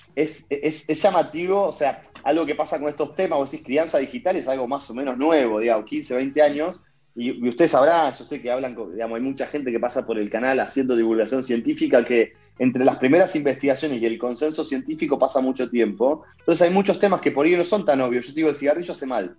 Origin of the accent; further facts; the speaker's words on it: Bahía Blanca, Buenos Aires Province, Argentina; desde el interior, desde la República de Bahía Blanca